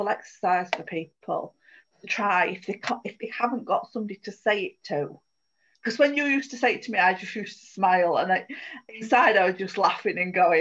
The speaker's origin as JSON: {"language": "English", "country": "United Kingdom", "said": "as British people"}